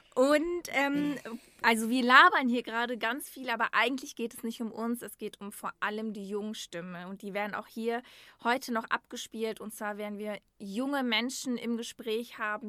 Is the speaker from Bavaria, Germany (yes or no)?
no; Dortmund, North Rhine-Westphalia, Germany; moved away as an adult; now in Essen, Germany; ich bin in Dortmund geboren und aufgewachsen